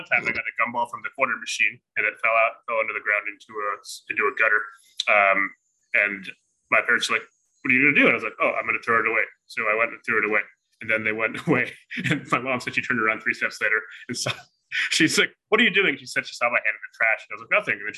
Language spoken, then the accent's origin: English; Columbus, Ohio, United States; I'm from Columbus, Ohio, and I don't have any like awesome background or anything